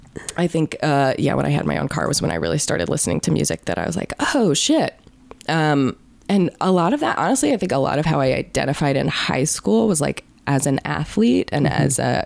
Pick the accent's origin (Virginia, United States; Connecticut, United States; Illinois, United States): Virginia, United States; I grew up in Virginia, which is also where Missy's from.